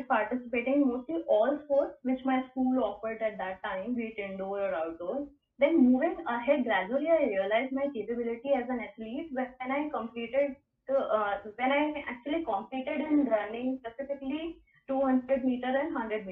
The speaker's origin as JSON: {"language": "English", "country": "India"}